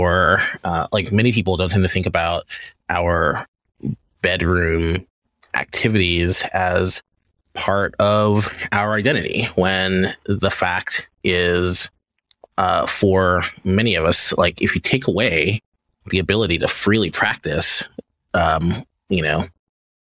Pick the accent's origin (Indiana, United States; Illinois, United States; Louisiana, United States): Louisiana, United States; I grew up in Louisiana